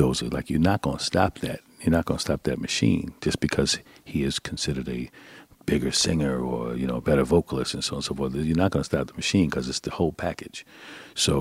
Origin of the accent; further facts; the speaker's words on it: Mount Vernon, New York, United States; I'm from Mount Vernon